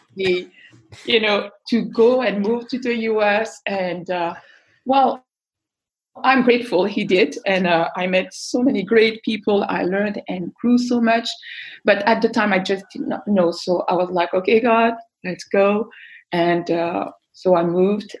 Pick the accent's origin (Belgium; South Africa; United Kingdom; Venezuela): Belgium; I was born and raised in Belgium